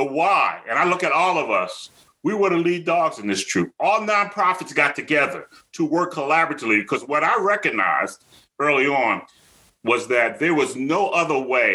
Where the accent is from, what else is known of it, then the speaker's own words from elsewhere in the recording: Philadelphia, Pennsylvania, United States; growing up in South Philly